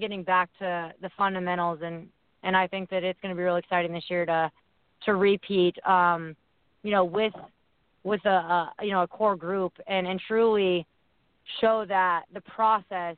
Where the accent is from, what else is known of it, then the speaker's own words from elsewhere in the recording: Indiana, United States; moved away; also born or lived in Chicago; I'm from Indiana